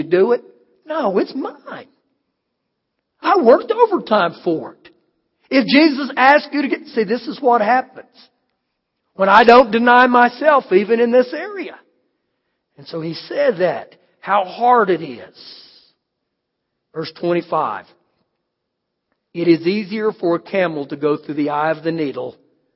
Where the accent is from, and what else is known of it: United States